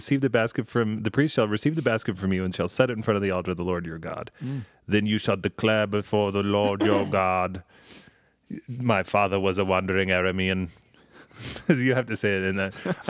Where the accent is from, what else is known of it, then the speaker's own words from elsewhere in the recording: Denver, Colorado, United States; Oh, yeah. I grew up in Denver.